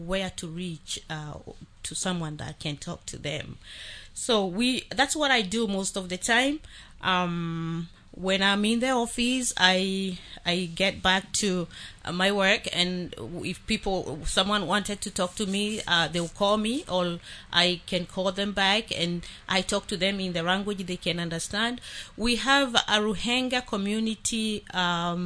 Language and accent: English; Kenya; moved away; I am from Kenya